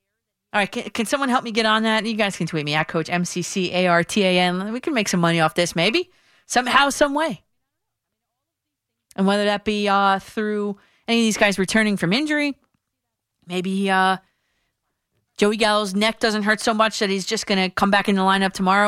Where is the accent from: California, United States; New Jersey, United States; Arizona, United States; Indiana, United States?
New Jersey, United States; Dumont; my hometown of Dumont, New Jersey.